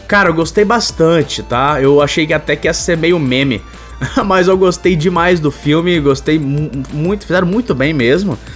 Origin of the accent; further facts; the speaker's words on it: Manaus, Amazonas, Brazil; eu sou de Manaus